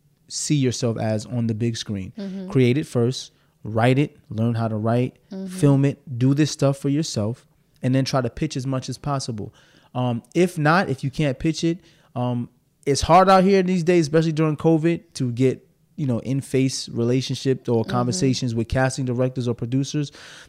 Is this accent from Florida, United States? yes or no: no; New York City, New York, United States; I'm from Brooklyn, so I say axe.